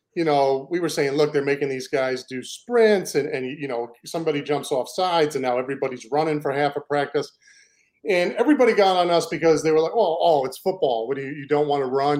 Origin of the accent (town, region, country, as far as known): New York, United States; moved away; also born or lived in Maine